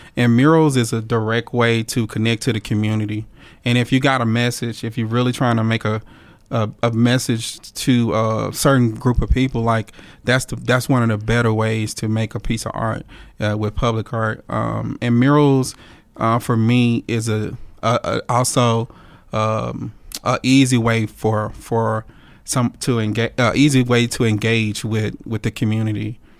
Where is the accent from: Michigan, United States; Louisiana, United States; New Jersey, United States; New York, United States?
Louisiana, United States; Monroe; I was born and raised in Monroe, Louisiana which is uh, North Louisiana